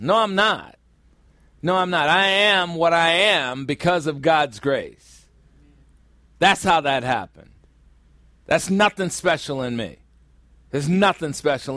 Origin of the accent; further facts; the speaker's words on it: Chicago, Illinois, United States; my hometown, Chicago, Illinois